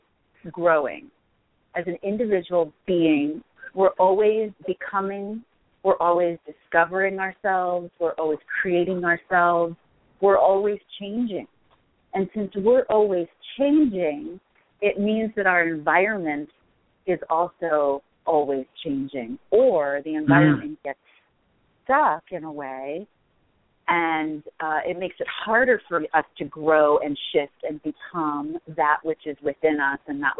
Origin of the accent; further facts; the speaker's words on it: East Coast, United States; also born or lived in Colorado; now in Los Angeles, United States; I grew up on the East Coast, so I was used to snow and cold